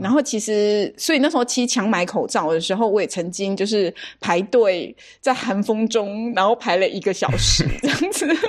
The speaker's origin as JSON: {"language": "Chinese", "country": "Taiwan", "said": "身为台湾人"}